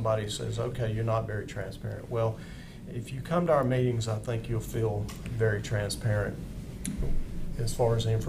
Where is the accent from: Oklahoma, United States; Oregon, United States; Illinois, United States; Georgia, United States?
Georgia, United States; Oconee County; I'm a lifelong resident of Oconee County.